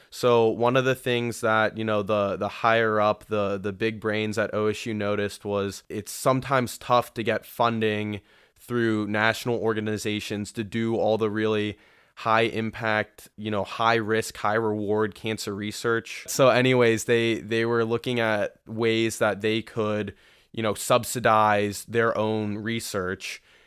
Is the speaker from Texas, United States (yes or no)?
no; Columbus, Ohio, United States; my hometown is right here in Columbus, Ohio. Uh, Buckeye born and raised